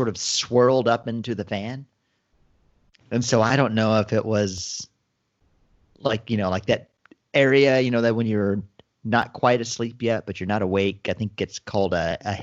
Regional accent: Texas, United States; We grew up in Texas

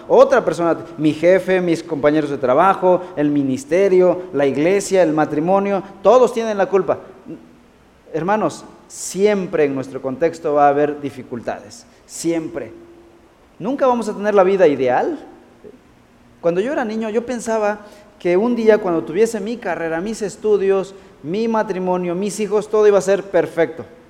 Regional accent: Mexico; como decimos en México

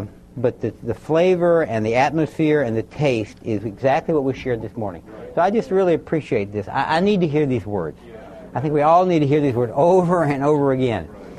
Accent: Baton Rouge, Louisiana, United States; I was raised down in South Louisiana, Baton Rouge, Louisiana. In those days, very predominantly Catholic.

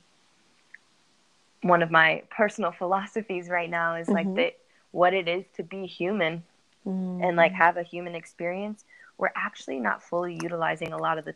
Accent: San Diego, California, United States; I'm from San Diego, California.

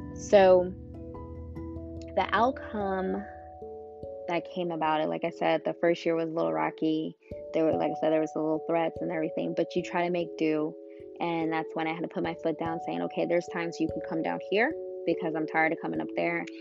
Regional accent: Illinois, United States; born or raised there; moved away as an adult; now in Georgia, United States

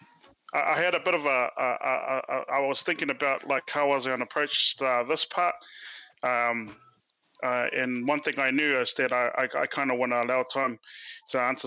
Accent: Auckland, New Zealand; also born or lived in Cook Islands; now in Drury, New Zealand; I'm born and raised in Otara, currently residing out in Drury.

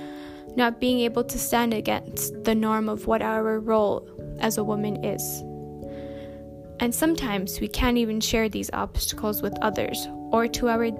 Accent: Winnipeg, Manitoba, Canada; moved away as an adult; now in United Kingdom; I am currently living and studying in the UK, but I'm from Winnipeg, Manitoba, Canada

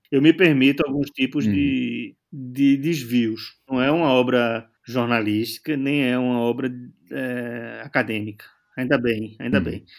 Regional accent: Brazil; now in Portugal; eu sou brasileiro

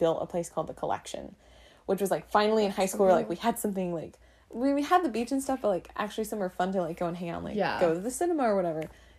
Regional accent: Oxnard, California, United States; I'm originally from California, like born and raised. I grew up there. I grew up in a town that was called Oxnard, which was the biggest one out of, like, the section of the Ventura County.

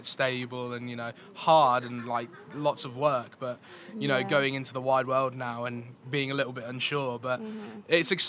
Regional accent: Kettering, East Midlands, United Kingdom; moved away as an adult; now in Chichester, United Kingdom; I'm from Kettering, so up in Northamptonshire

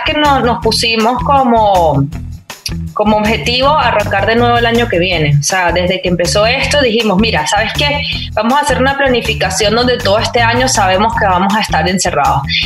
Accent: Venezuela; como venezolana

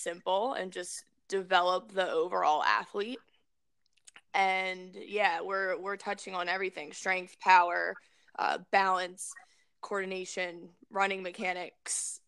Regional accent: Maryland, United States; growing up in Maryland was an ideal situation

